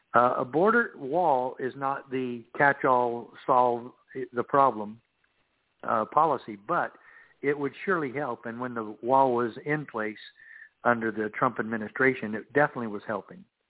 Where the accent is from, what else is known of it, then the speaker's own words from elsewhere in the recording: Safford, Arizona, United States; I grew up in Safford, Arizona, where I was sheriff in my home own hometown.